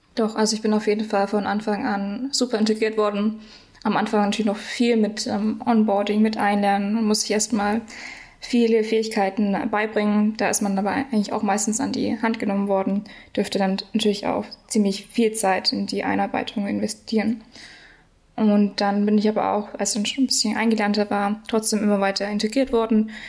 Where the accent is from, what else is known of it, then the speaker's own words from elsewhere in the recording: Nuremberg, Bavaria, Germany; ich komme aus Nürnberg